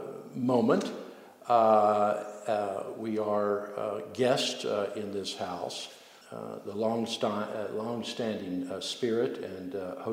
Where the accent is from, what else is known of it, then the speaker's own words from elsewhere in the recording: New Orleans, Louisiana, United States; moved away as an adult; now in Spokane, United States; I'm an old man. I'm 70 years old. I grew up in New Orleans. And came here for retirement about 17 years ago into Spokane.